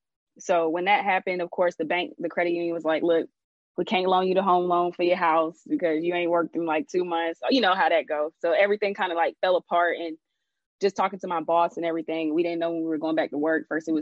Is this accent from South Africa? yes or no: no; Jamaica